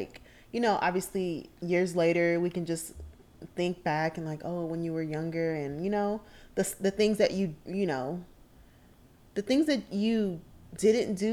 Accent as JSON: {"language": "English", "town": "Oakland", "region": "California", "country": "United States", "said": "I am also from the Bay Area. I am from Oakland, California."}